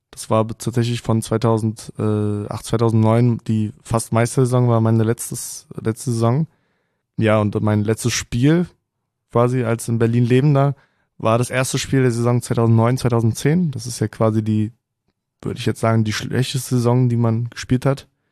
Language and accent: German; Kolding, Southern Denmark, Denmark; first language Danish and German (bilingual); ich bin geboren in Colling, das ist äh, eine Stunde nördlich von, von Flensburg.